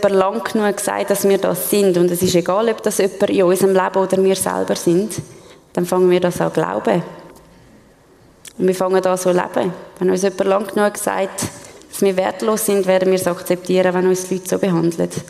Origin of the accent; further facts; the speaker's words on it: Switzerland; Ich meine, wir als Schweizer können das gut nachvollziehen, denn wir haben auch ein recht hohes Selbstverständnis von uns.